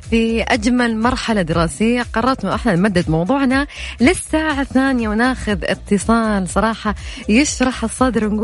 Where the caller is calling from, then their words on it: Jeddah, Makkah Province, Saudi Arabia; من جدة